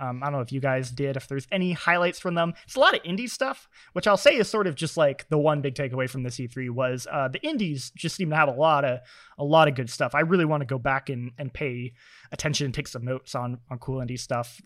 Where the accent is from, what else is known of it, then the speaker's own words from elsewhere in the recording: Vermont, United States; I'm from Vermont, uh, the home of Burton